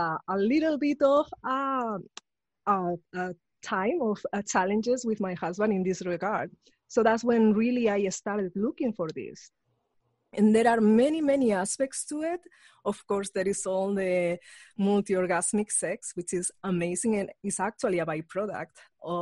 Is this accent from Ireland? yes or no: no; Spain; moved away; I grew up in Spain